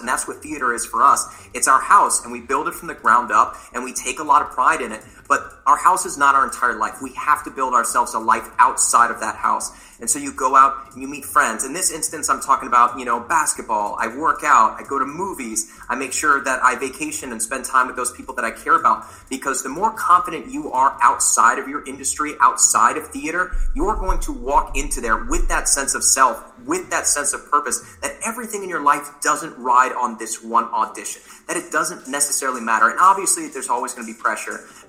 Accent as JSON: {"language": "English", "town": "New Orleans", "region": "Louisiana", "country": "United States", "also_born_or_lived": "Elon University, North Carolina / New York City", "moved": "yes", "said": "I am from New Orleans, Louisiana."}